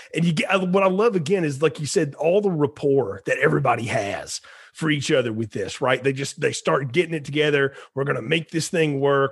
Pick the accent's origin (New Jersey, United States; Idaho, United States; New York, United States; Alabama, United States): Alabama, United States; I grew up in Alabama